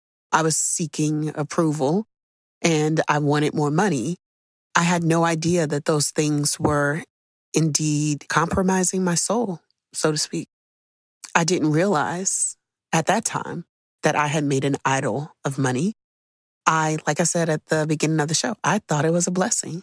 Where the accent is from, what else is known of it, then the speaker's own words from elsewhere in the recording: United States; growing up in America